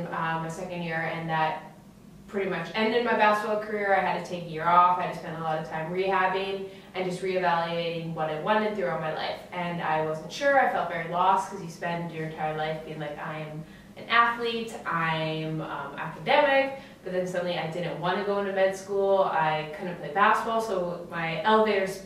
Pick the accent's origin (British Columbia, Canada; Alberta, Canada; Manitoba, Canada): Alberta, Canada; Edmonton; I was from Edmonton. I had a great childhood.